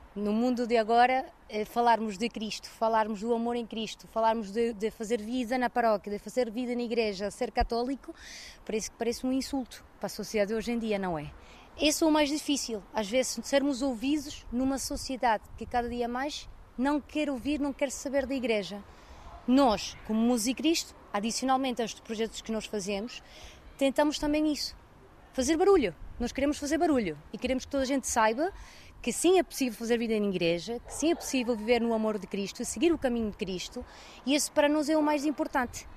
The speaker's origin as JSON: {"language": "Portuguese", "country": "Venezuela", "tie": "born or raised there", "moved": "yes", "lives_now": "Portugal", "said": "O meu marido e eu nascemos na Venezuela"}